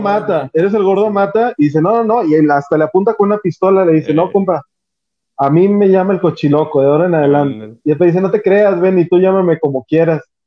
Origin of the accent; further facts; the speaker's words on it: Mexico; nosotros como mexicanos